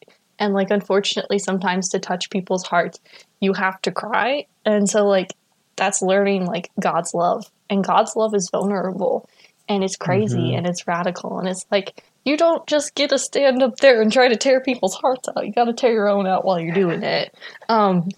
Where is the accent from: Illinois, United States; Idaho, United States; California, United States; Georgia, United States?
Idaho, United States; I grew up in Idaho